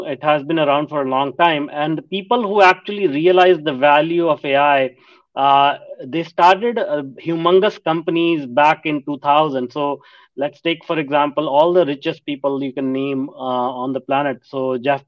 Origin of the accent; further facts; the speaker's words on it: India; moved away as an adult; also born or lived in North America; I grew up in India, and back then India was a developing country